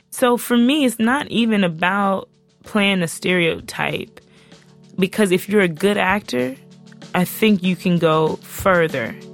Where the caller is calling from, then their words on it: Oakland, California, United States; I'm from Oakland, California.